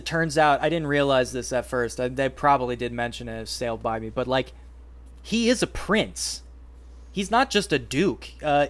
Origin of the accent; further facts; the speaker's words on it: United States; Frankly, I'm an American.